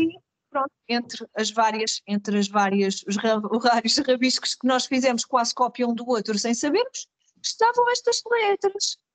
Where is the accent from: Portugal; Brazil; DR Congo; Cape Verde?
Portugal; Carcavelos, Lisbon; sou natural de Carcavelos, onde, de onde estou a gravar neste momento